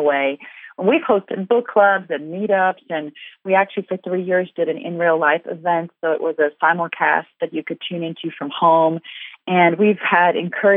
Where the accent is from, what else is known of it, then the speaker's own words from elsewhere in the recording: South Africa; moved away as an adult; also born or lived in Ukraine; I'm from South Africa originally, and we've lived overseas quite a lot